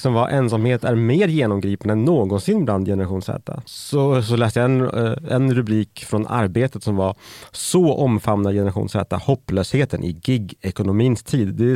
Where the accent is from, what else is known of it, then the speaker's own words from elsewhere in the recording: Färingsö, Stockholm County, Sweden; jag växte upp på Färingsö